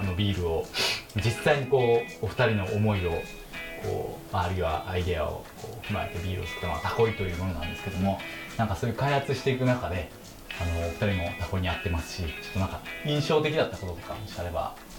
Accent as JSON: {"language": "Japanese", "region": "Osaka", "country": "Japan", "tie": "born or raised there", "said": "大阪出身なんです"}